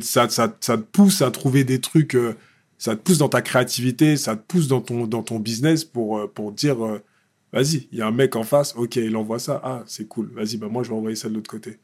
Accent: Évry-Courcouronnes, Île-de-France, France; j'ai grandi dans un quartier bah, populaire, tu vois. À Évry-Courcouronne

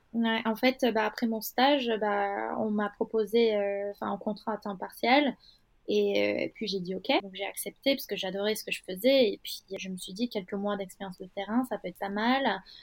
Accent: Istanbul, Turkey; French is a second language; moved away as an adult; now in Paris, France; j'ai fait une grande partie de mon parcours, euh, à Istanbul. Donc, euh, je suis née à Istanbul.

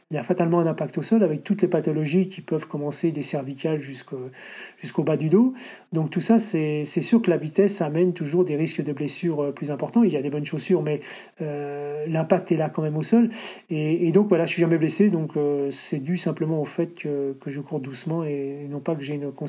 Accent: Paris, Île-de-France, France; Je dis, je viens de Paris.

